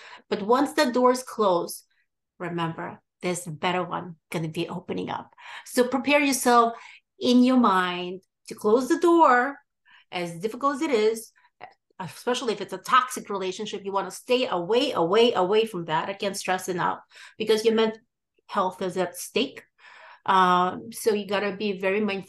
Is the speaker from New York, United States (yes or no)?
yes; New York, United States; also born or lived in Odessa, Ukraine; I was born in Odessa, Ukraine, and I grew up in New York